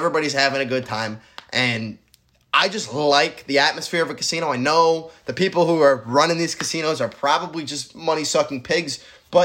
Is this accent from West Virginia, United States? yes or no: no; Syracuse, New York, United States; And I'm from Syracuse, New York.